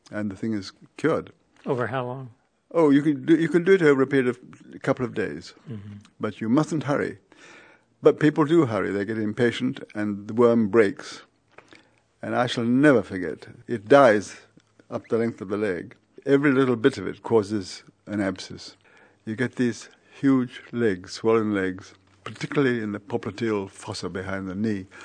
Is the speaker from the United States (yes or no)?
no; India; born there; I was born out in India, up in the mountains, and my parents were missionaries.